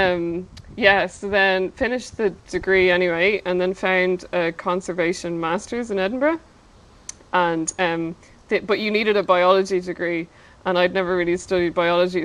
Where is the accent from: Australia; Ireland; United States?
Ireland; growing up in Ireland